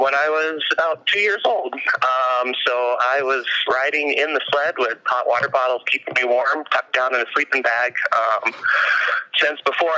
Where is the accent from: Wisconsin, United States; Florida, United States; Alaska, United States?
Alaska, United States; Growing up in Alaska the way I did, I left the state one time when I was 15